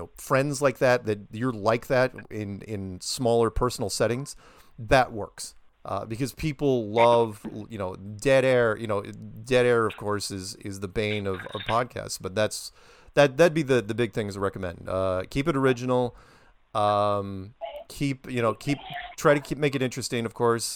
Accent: United States; being an American

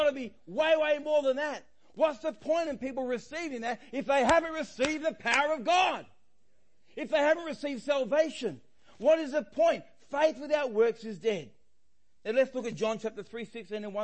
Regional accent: Australia; I'm Australian

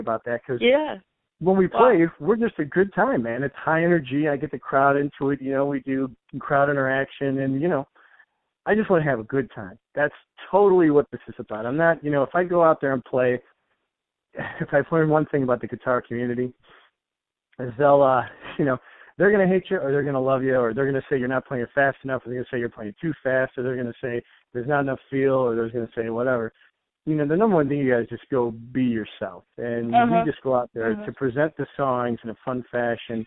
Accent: Chicago, Illinois, United States; I'm from Chicago

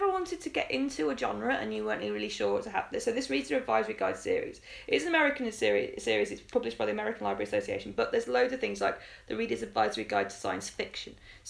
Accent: England, United Kingdom; as an English kid you kind of learn your kings and queens

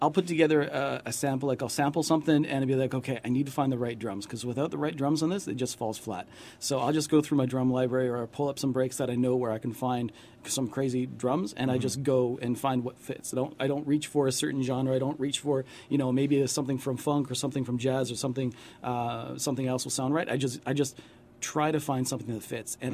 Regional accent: London, Ontario, Canada; born or raised there; now in Toronto, Canada

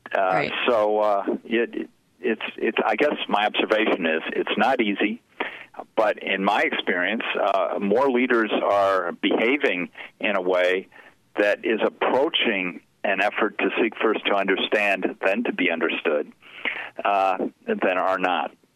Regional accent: Chicago, Illinois, United States; I grew up in Chicago

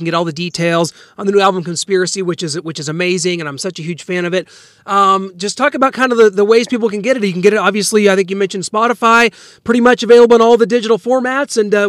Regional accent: Kansas City, United States; Kansas City, my hometown

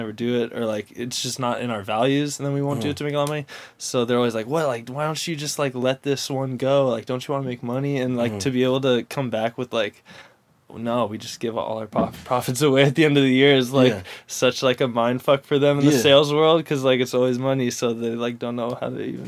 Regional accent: San Diego, California, United States; also born or lived in Irvine, California; I grew up in North County, San Diego, pretty much my whole life

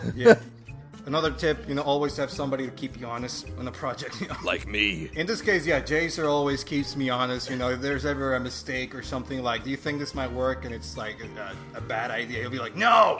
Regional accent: Venezuela; English is a second language; moved away as an adult; also born or lived in Boston, United States; now in United States; I was uh, raised and, and, born in Venezuela. And uh, I spent most of my life there, you know, until I came to live in the U.S. about six years ago

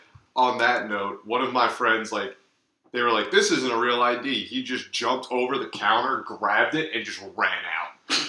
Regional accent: New Jersey, United States; where are you from? I'm like, oh, Jersey.

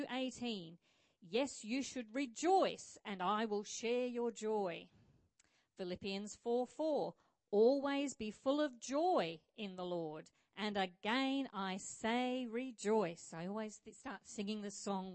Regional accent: Scotland, United Kingdom; also born or lived in Rockingham, Australia; now in Australia; I was born in Scotland, but I'm a little bit patriotic to Australia

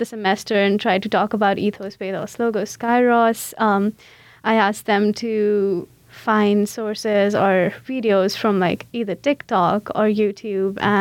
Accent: India; English is a second language; moved away as an adult; now in St. Louis, United States; I came from India. That's where I did my undergrad in. I was born and brought up there

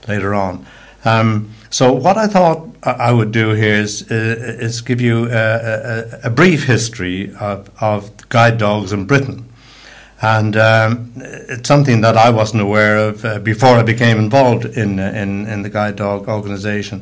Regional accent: Dublin, Leinster, Ireland; now in United Kingdom; I was born in Dublin and have lived in the UK since 1960

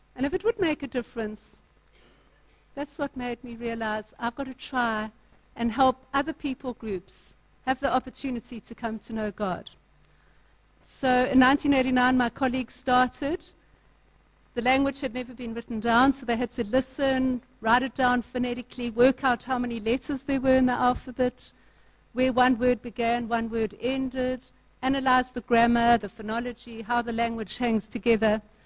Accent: Durban, KwaZulu-Natal, South Africa; I'm from Durban North

